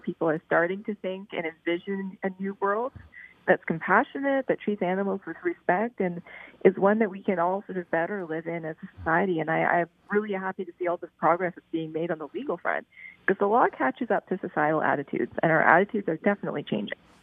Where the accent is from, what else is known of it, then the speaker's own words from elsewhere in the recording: Prince Edward Island, Canada; I grew up in Prince Edward Island